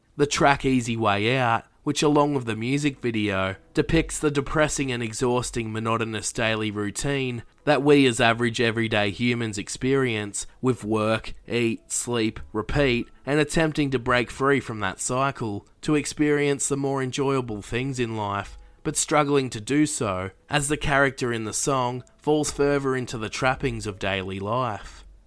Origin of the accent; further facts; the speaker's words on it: Australia; an Australian myself